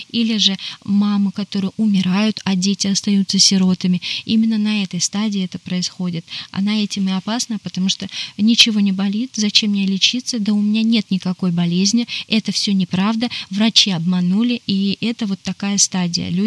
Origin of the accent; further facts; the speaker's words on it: Yekaterinburg, Sverdlovsk Oblast, Russia; Я из из Чили, а, Екатеринбурга.